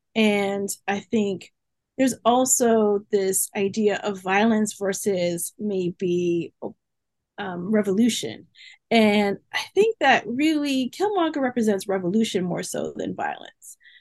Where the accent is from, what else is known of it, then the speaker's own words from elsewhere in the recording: Massachusetts, United States; moved away as an adult; also born or lived in South Carolina; I grew up in Massachusetts